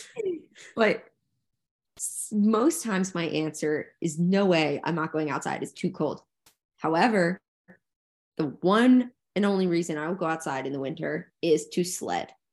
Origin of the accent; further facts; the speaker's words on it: New Jersey, United States; we grew up in New Jersey where it was bitter, bitter cold